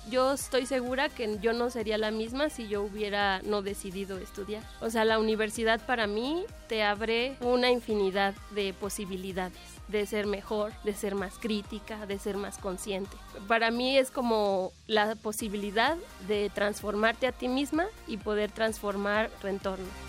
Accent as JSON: {"language": "Spanish", "region": "Mexico City", "country": "Mexico", "tie": "born or raised there", "said": "Nací en la Ciudad de México el 7 de julio de 1987"}